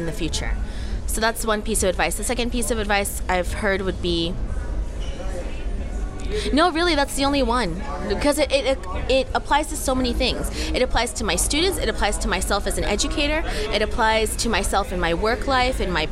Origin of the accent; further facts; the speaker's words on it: United States; moved away as an adult; now in South Korea; I am American. I have an American passport. I was raised in America, but I'm ethnically Korean, and I was born in Korea, but I was adopted.